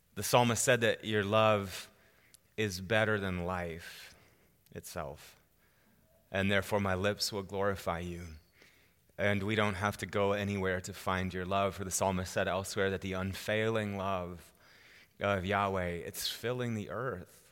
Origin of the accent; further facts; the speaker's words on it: Wisconsin, United States; moved away as an adult; also born or lived in Oklahoma / Chicago; now in Colorado, United States; I'm born and raised in Wisconsin